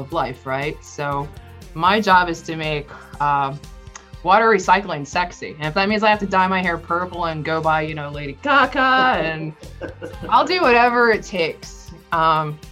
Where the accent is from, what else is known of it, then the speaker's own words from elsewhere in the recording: Florida, United States; I lived and I grew up in Florida